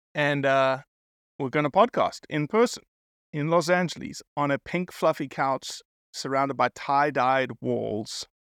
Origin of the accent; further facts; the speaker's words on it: South Africa; I'm South African